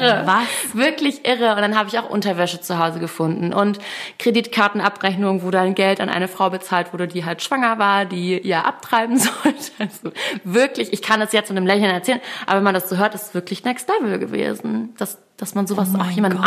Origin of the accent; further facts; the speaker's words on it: Hamburg, Germany; moved away as an adult; also born or lived in Munich; ich komme ja aus der Stadt und habe viele Kontakte